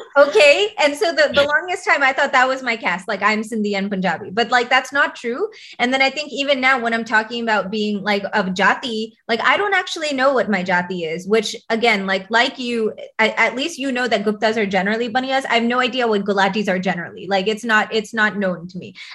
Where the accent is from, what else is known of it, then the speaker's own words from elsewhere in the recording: United States; accent: American English; my American English accent